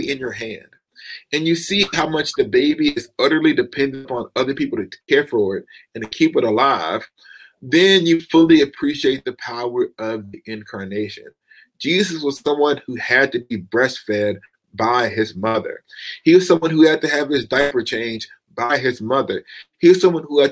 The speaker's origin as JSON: {"language": "English", "region": "the South", "country": "United States", "tie": "born or raised there", "said": "I'm from the South"}